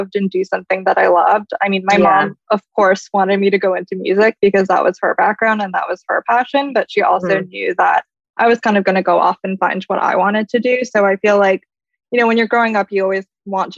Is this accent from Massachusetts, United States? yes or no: no; Columbus, Ohio, United States; moved away as an adult; also born or lived in New York; I grew up in Columbus, Ohio, so definitely not a big city or anything like